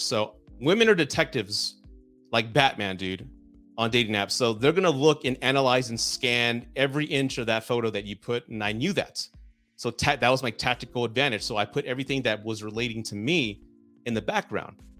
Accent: Southern Texas, United States; I'm from the South, I'm so- Southern Texan, right? I was raised to be a gentleman

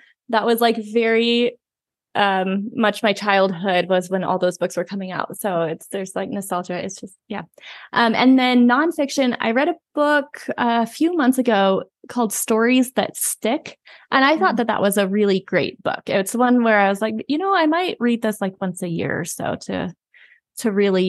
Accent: Indiana, United States; moved away as an adult; now in Colorado, United States; I moved here 11 years ago for college. So I grew up in Southern Indiana.

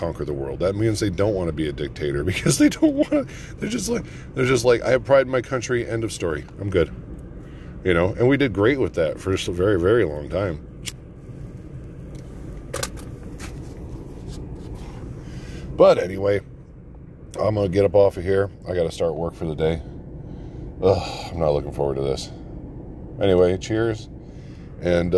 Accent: United States; we're American first.

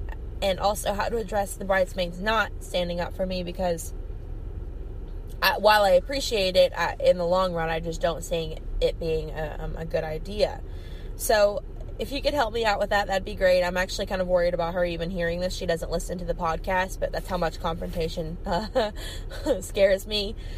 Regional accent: Kentucky, United States; I'm from Kentucky in the United States of America.

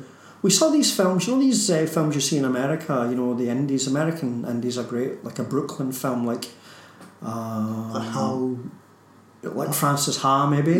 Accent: Glasgow, Scotland, United Kingdom; in Glasgow, my hometown

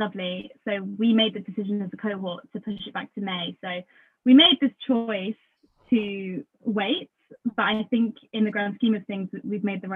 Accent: Lincolnshire, East Midlands, United Kingdom; I was born in Lincolnshire. I'm here right now, actually. I'm back home for now. But yeah, I grew up in Lincolnshire.

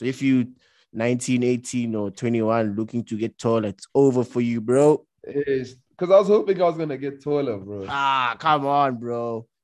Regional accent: South Africa; That like we're really South African women are really short.

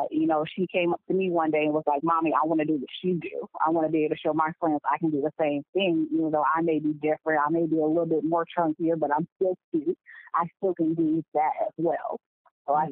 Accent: West Michigan, United States; moved away as an adult; now in Charlotte, United States; I'm in the Charlotte area, Charlotte, North Carolina, but I am originally from West Michigan

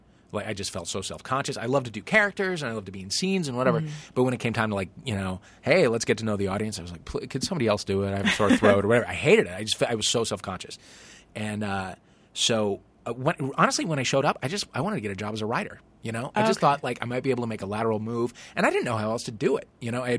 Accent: St. Louis, Missouri, United States; I'm from St. Louis, Missouri, yeah.

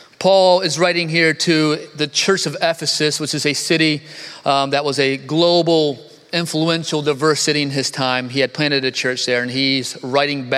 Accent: Northeast, United States; I'm from the Northeast

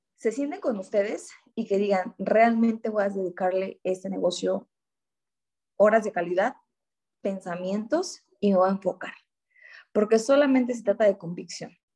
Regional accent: Oaxaca, Mexico; soy de Oaxaca, orgullosamente oaxaqueña

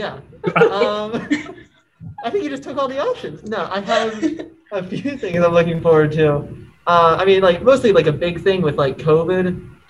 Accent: Germany; born there; Yes, I was born in Germany.

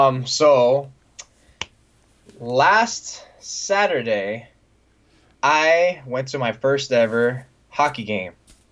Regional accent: Bay Area, California, United States; I've been born and raised in the Bay Area my whole life. I spent a year living in San Jose for going to San Jose State.

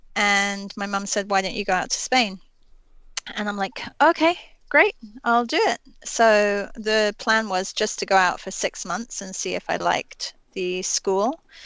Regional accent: England, United Kingdom; I grew up in England

